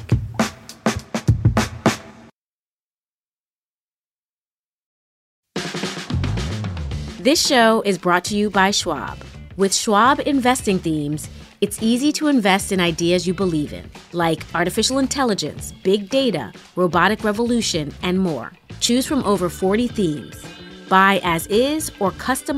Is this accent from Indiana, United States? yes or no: no; New York City, New York, United States; I grew up in New York City, specifically in Harlem.